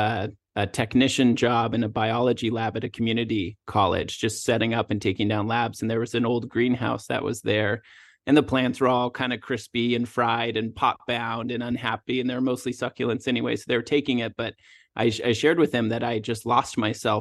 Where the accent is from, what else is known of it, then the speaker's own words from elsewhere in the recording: Washington, United States; moved away as an adult; also born or lived in Southern California; I moved from Washington State, where I grew up and went to college